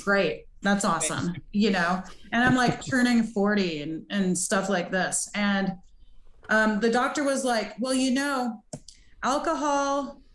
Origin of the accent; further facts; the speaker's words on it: Montana, United States; I grew up in Montana and it's just a partying place